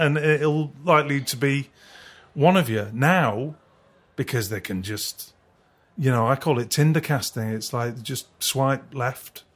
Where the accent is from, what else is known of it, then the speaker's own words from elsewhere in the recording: Culcheth, North West England, United Kingdom; also born or lived in Leigh, Lancashire / Brighton; now in West Sussex, United Kingdom; I grew up in a place called Culcheth